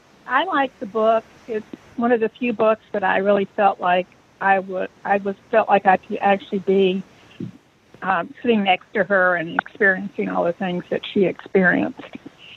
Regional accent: the South, United States; I am originally from the South, so I could really identify with a lot of things that happened in the book

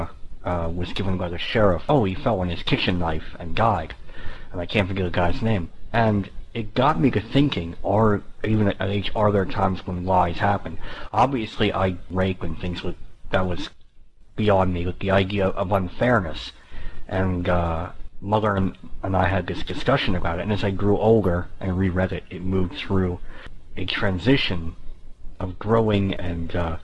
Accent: the North, United States; moved away; also born or lived in Anderson, South Carolina; growing up in the North

